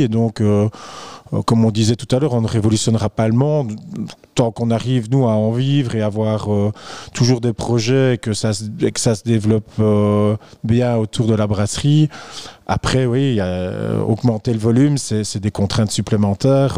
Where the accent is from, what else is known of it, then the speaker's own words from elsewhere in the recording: Belgium; en tant que belge